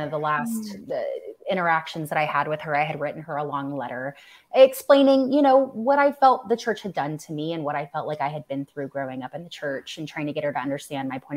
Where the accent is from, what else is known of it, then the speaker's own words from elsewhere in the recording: Florida, United States; also born or lived in Costa Rica; now in Tennessee, United States; I'm from Florida.